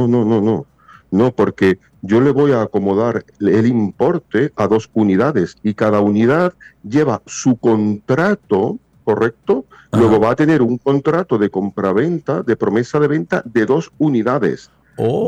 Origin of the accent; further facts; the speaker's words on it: Spain; moved away as an adult; now in Punta Cana, Dominican Republic; soy español